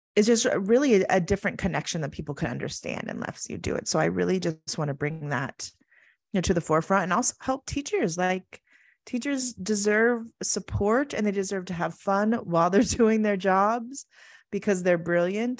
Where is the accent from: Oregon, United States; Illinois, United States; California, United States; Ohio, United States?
Oregon, United States; moved away as an adult; also born or lived in Arizona; I grew up in Oregon, very small, rural school